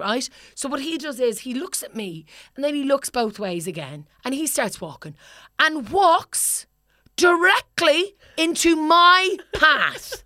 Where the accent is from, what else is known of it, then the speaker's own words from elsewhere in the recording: Ireland; now in London, United Kingdom; I'm Irish